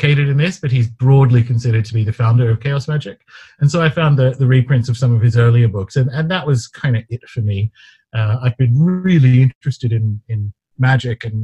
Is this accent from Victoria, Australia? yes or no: no; Newcastle, New South Wales, Australia; I grew up in Newcastle, Australia